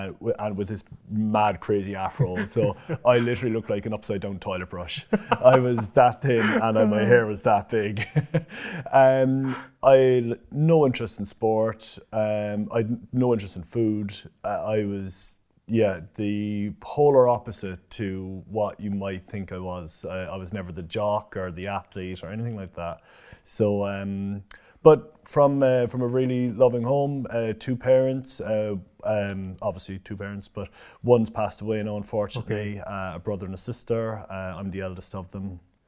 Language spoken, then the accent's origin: English; Cork, Munster, Ireland; So I'm Irish, so I'm from Cork, right in the city. So we moved around a lot, but I was always from the city of Cork.